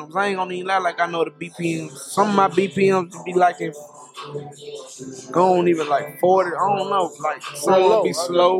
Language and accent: English; Memphis, Tennessee, United States; we come from Memphis